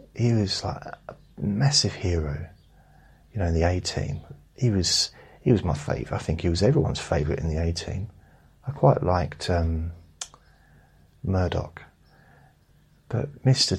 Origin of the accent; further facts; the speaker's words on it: United Kingdom; I'm British. I have to say thank you and sorry a lot. I've been brought up to do it